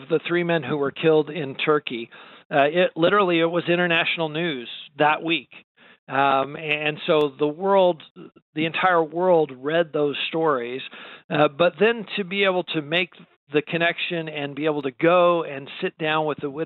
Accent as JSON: {"language": "English", "country": "United States", "said": "I'm an American Christian"}